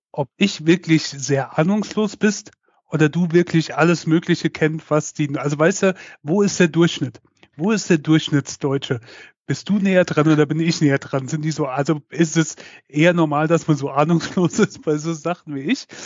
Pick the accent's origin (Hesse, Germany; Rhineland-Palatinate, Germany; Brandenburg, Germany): Rhineland-Palatinate, Germany; Mainz; bei uns in Mainz